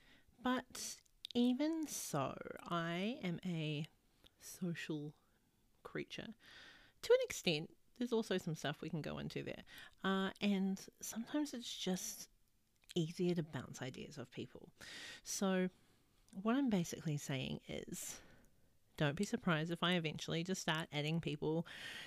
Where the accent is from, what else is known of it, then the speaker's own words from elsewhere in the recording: New Zealand; now in Australia; I live in Australia. I'm from New Zealand.